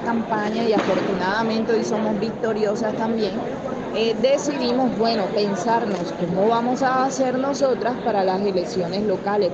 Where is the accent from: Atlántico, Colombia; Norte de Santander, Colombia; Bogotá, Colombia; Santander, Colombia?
Atlántico, Colombia; Barranquilla; yo soy barranquillera